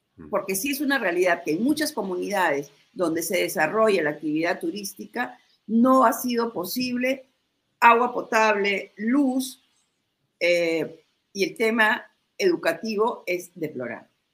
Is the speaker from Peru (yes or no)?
yes; Peru; como peruanos